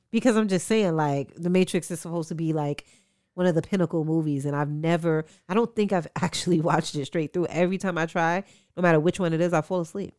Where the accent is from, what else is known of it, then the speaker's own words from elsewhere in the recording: New York, United States; as a New Yorker